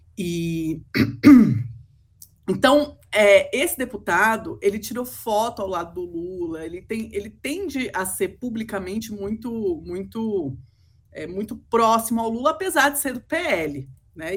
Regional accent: Brazil; como brasileira

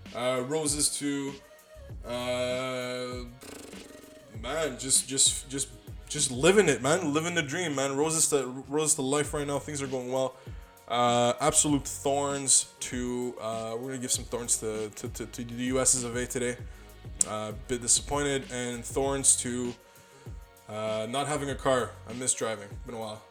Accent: Canada; we're from Canada

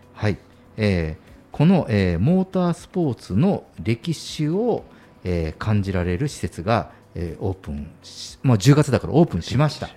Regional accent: Kyushu, Japan; 私九州の人間

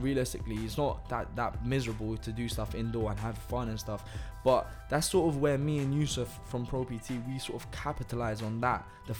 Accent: Italy; now in London, United Kingdom; It's funny because I'm from Italy as well.

